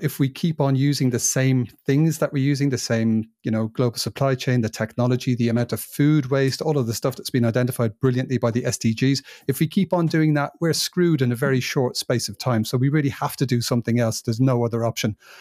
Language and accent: English; England, United Kingdom; moved away as an adult; also born or lived in Ireland; now in Spain; It's a place that I've lived for the most of my life. 27 years I spent over there